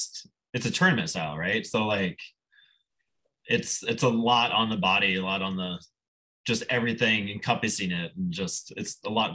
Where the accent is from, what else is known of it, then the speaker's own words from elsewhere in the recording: Nebraska, United States; moved away as an adult; now in Michigan, United States; I grew up in Nebraska